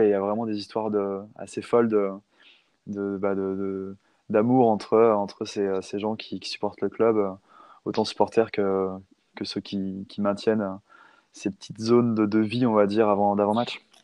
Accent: Nantes, Pays de la Loire, France; ma, ma ville d'enfance

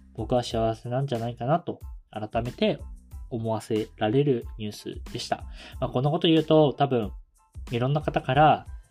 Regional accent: Kumamoto, Japan; moved away as an adult; also born or lived in Tokyo; 僕自身熊本県の地方出身

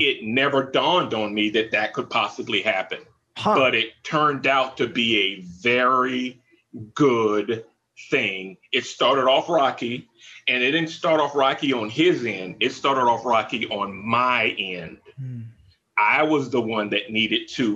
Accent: the South, United States; moved away; I grew up in the South

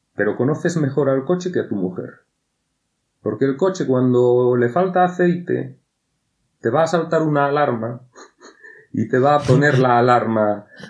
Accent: Galicia, Spain

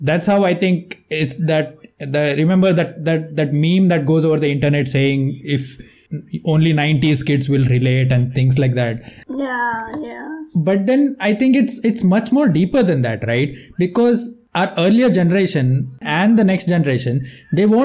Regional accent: Karnataka, India; I am from Karnataka. It's a state in South India.

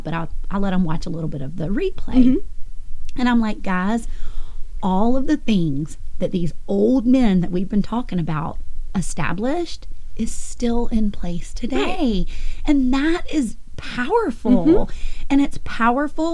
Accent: United States; I'm an American. I'm proud to be an American

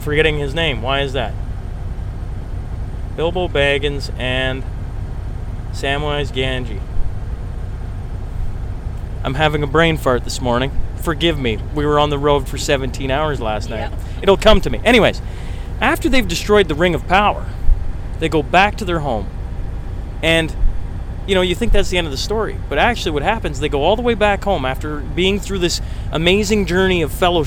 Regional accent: Lloydminster, Canada; also born or lived in Alberta; My hometown of Lloyd

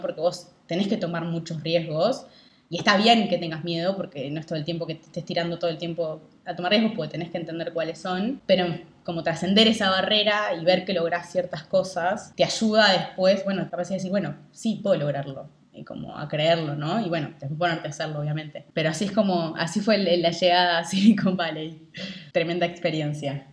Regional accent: Rivera, Uruguay; now in Montevideo, Uruguay; yo nací acá en Rivera, que es el norte de Uruguay con Brasil

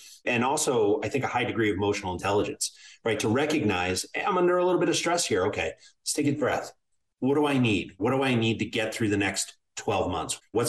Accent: Ireland; But being an Irishman, I plan for mushroom clouds on the horizon.

